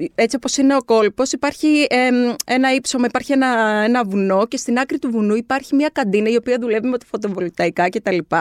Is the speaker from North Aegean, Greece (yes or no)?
yes; Kardamyla, North Aegean, Greece; και στο χωριό μου, στα Καρδάμιλα